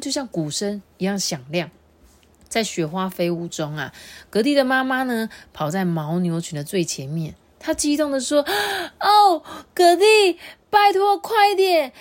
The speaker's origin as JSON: {"language": "Chinese", "region": "Changhua County", "country": "Taiwan", "said": "我们彰化超赞"}